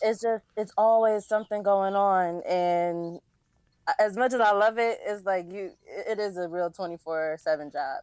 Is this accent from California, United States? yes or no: no; New Jersey, United States; also born or lived in West Philadelphia, Pennsylvania; I was, I guess, raised in South Jersey pretty much. So I claim Jersey